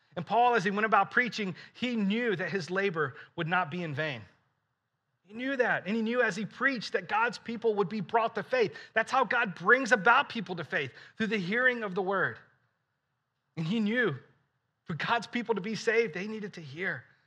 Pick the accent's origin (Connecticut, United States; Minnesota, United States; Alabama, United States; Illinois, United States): Alabama, United States; I grew up in Alabama